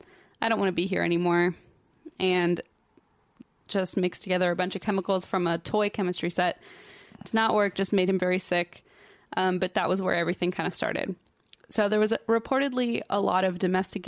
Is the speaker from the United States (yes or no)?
no; Germany; English is a second language; moved away; it's not my first language.